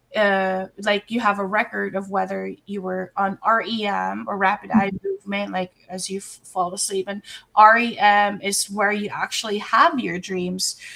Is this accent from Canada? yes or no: no; Philippines; moved away as an adult; also born or lived in Dubai; I'm Filipino